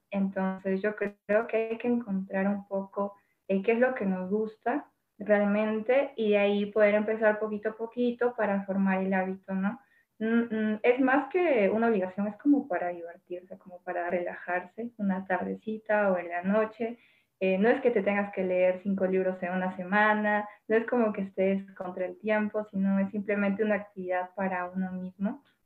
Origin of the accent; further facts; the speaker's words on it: Arequipa, Peru; yo también soy Arequipa